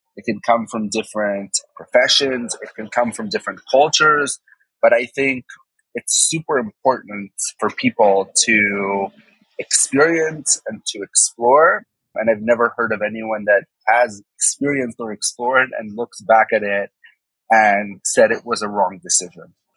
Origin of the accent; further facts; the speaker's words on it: Israel; I didn't pass the actual exam that every Israeli goes through in, in, third grade